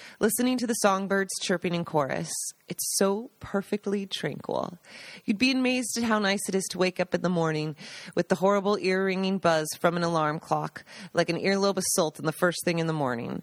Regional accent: Seattle, Washington, United States; moved away as an adult; also born or lived in New York; now in Italy; Growing up in Seattle

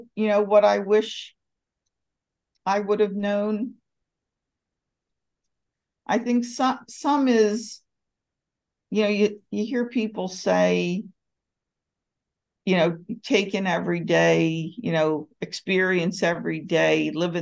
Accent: Philadelphia, Pennsylvania, United States; moved away as an adult; now in Atlanta, United States; I was born and raised in Philadelphia, had spent all my life there.

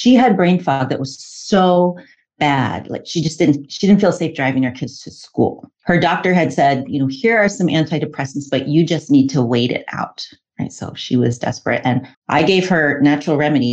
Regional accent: New York City, New York, United States; now in Oregon, United States; I grew up in New York City of all places, but I've been a licensed herbalist and acupuncturist in Oregon for 20 years.

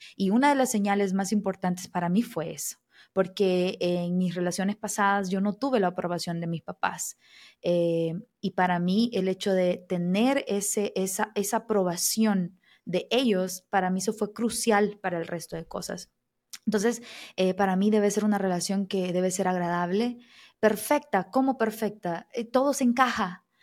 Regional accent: El Salvador; moved away as an adult; now in Brazil; yo soy salvadoreña, o sea, de Centroamérica

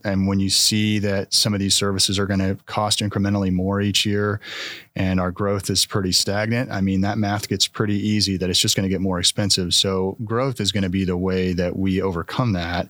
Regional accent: Marysville, Kansas, United States; moved away as an adult; also born or lived in Lawrence, Kansas; now in Manhattan, Kansas, United States; I'm originally from Marysville, so not too far from here

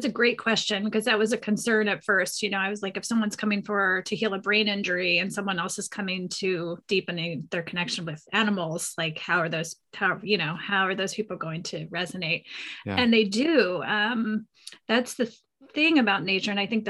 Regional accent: East Coast, United States; I grew up on the East Coast, but I've been out here for 25 years.

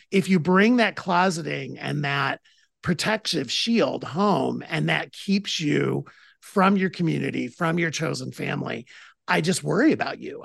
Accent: Toledo, Ohio, United States; I'm from Toledo, Ohio

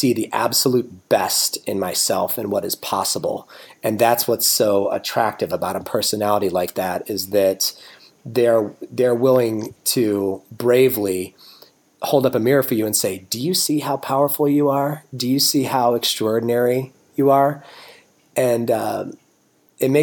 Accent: United States; as a American male, probably a white entitled American male

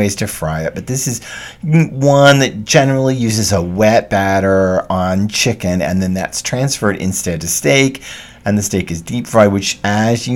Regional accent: the South, United States; I am from the South

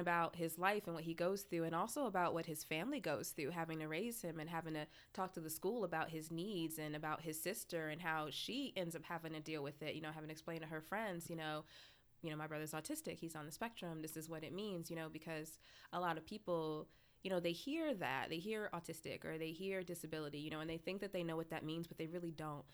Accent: Lansing, Michigan, United States; born or raised there; moved away

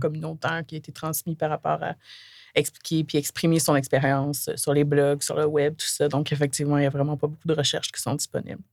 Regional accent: Côte-Nord, Quebec, Canada; now in Montreal, Canada; j'ai grandi sur la Côte-Nord

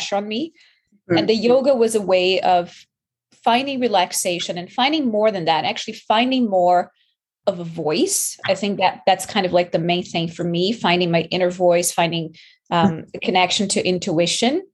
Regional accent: Brazil; moved away as an adult; also born or lived in New York; now in Canada; I'm from Brazil

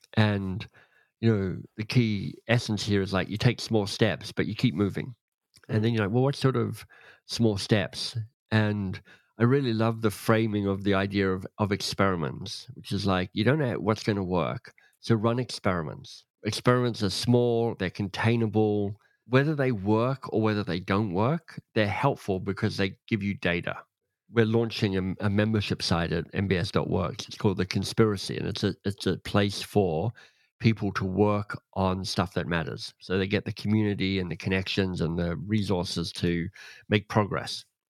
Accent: Australia; I grew up in Australia, but my dad was British

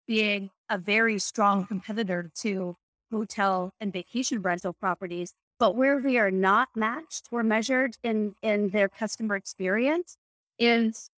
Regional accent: Canada; I remember growing up in Canada

